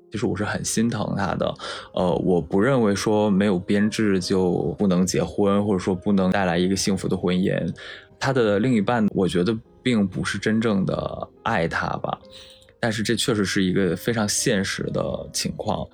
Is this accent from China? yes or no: yes; Shandong, China; moved away as an adult; 我的老家是山东的一个沿海的三四线小城市